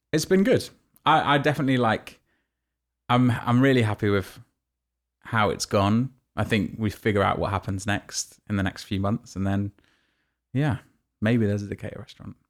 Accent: Nottingham, East Midlands, United Kingdom; moved away; also born or lived in New York; my hometown in Nottingham

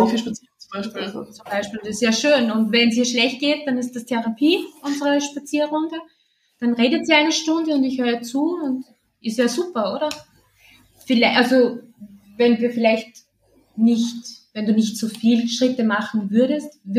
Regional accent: Austria; Schön bei uns in Österreich.

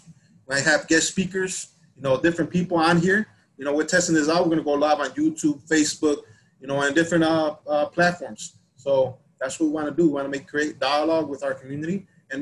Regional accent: Chicago, Illinois, United States; we're from Pilsen

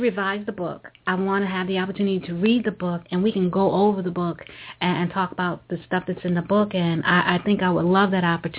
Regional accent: New York, United States; moved away; And I am originally from New York, and I do have a whole bunch of my people that I work with are in New York as well.

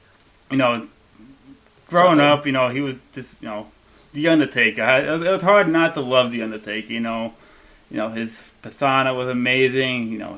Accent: Illinois, United States; I'm from Illinois, not too far from Chicago.

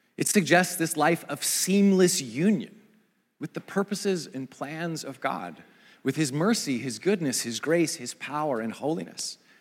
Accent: Pacific Northwest, United States; moved away; I grew up in the Pacific Northwest, in view of the mountains and close to the Pacific

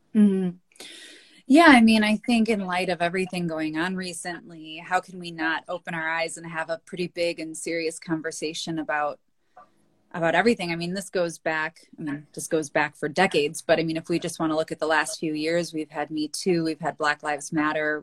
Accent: Wisconsin, United States; I'm from Wisconsin. That's where I am right now in our Northwoods cabin and spent a lot of time up here growing up

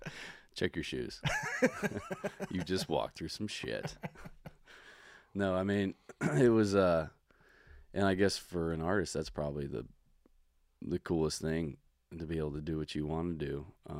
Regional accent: Georgia, United States; moved away as an adult; also born or lived in Chattanooga, Tennessee; now in Los Angeles, United States; it was my 30th birthday, and I'm being from Georgia.

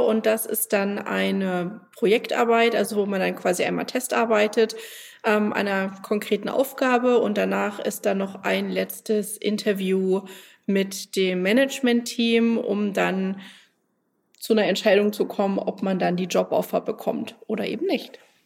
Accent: Germany; ich komme aus Deutschland

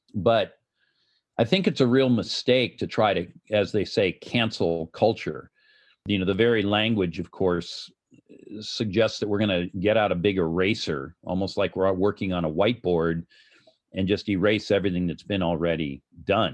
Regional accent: Los Angeles, California, United States; Los Angeles, my hometown

